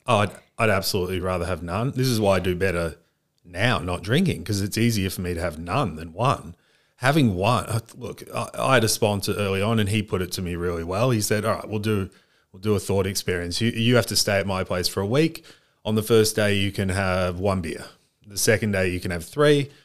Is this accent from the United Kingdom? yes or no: no; Australia; also born or lived in United States; I was born in Australia. We moved when I was quite young to the States. I was, um, the Australian kid in America. and then the American kid in Australia when we moved back